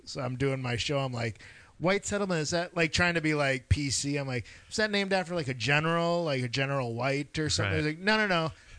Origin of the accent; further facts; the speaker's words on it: Milwaukee, Wisconsin, United States; now in Los Angeles, United States; I'm from Wisconsin